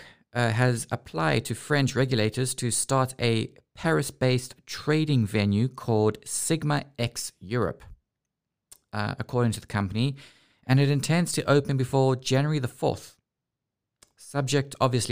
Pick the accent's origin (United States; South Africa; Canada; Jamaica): South Africa; now in Amsterdam, Netherlands; I was from South Africa